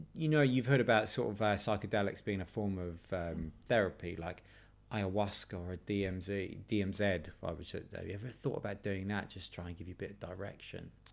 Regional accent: United Kingdom; I'm British

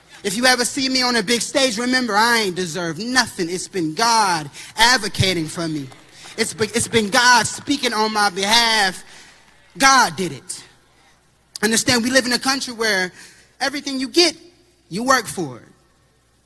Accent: Terre Haute, Indiana, United States; I come from Terre Haute, single mothers. I had a single mom, and only my mom was in the house

